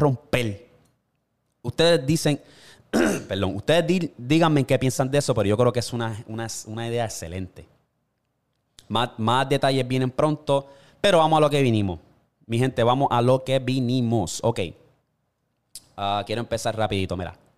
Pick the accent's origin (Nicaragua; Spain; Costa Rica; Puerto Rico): Puerto Rico; moved away as an adult; como puertorriqueño